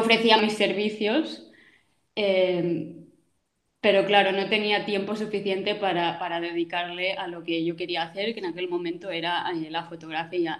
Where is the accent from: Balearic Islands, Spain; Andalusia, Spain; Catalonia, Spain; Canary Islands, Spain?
Balearic Islands, Spain; Mallorca; soy de Mallorca, también vivo aquí actualmente